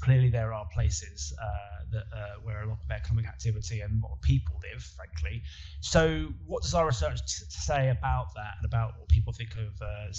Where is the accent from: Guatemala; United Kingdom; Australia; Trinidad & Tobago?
United Kingdom; Bedford, East of England; also born or lived in Ireland; now in London, United Kingdom; I was born in Bedford, so I'm very much a child of the southeast and a bit of Ireland.